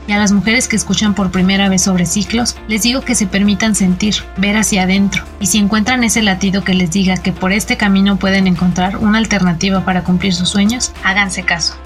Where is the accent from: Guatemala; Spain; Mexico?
Mexico; Zapotlán de Juárez, Hidalgo; soy del municipio de Zapotlán de Juárez en el estado de Hidalgo